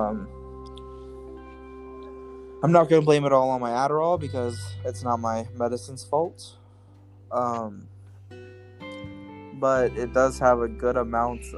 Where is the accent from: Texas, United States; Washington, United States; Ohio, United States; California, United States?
Ohio, United States; Middletown; I am Mexican American. I grew up in Middletown, Ohio